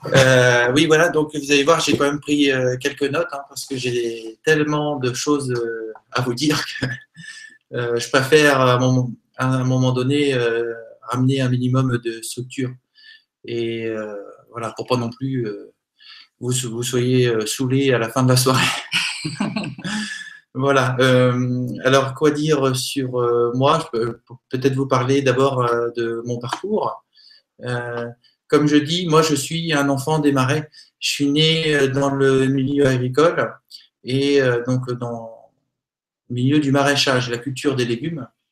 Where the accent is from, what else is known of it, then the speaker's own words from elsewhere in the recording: Normandy, France; Je suis normand, même si j'ai des origines multiples et variées.